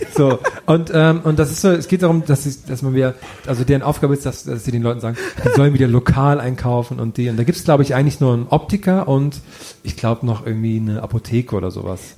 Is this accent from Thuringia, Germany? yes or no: yes; village near Ohrdruf, Thuringia, Germany; moved away; von einem Nachbarort meines Heimatdorfes